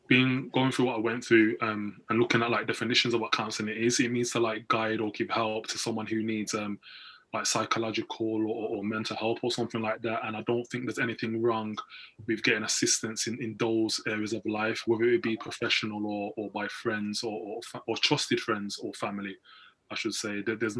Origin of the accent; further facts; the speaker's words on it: Birmingham, West Midlands, United Kingdom; I'm from Birmingham.